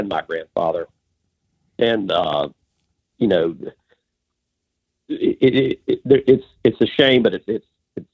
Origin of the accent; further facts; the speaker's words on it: lower Alabama, United States; I was born and raised in Alabama, or L.A., lower Alabama.